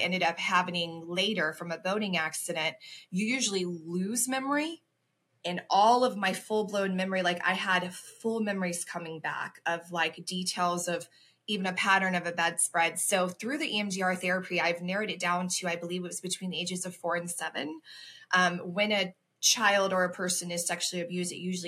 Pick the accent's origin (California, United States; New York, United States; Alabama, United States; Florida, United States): Florida, United States; Ocala; moved away as an adult; also born or lived in Chicago suburbs, Illinois; now in Chicago, United States; I was originally born and raised in Ocala, Florida, which is in the center in a small town